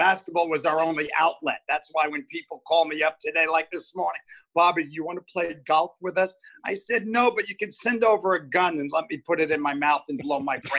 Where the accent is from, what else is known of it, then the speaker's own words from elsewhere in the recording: New York City, New York, United States; moved away as an adult; now in Santa Monica, United States; I grew up in New York City. So, of course, I still have a home there on Manhattan.